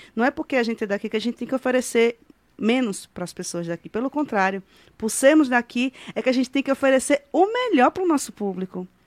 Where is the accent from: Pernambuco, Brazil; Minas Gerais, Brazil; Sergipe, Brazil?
Sergipe, Brazil; Japaratuba; also born or lived in Aracaju; E a minha é toda de Japaratuba. Eu só, só que... só, eu só fiz nascer em Aracaju para ser da capital, entendeu? Japaratuba